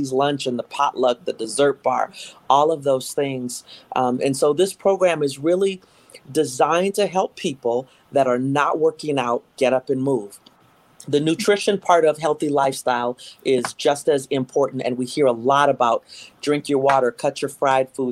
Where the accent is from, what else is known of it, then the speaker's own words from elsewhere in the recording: Minnesota, United States; also born or lived in Houston, Texas; I am a Minnesotan. I was born in Houston, Texas, but I was raised here from the age of two